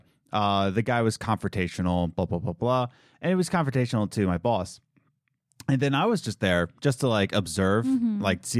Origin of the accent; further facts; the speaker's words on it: Philadelphia, Pennsylvania, United States; And, you know, we were just like, yeah, we love it because we're from Pennsylvania.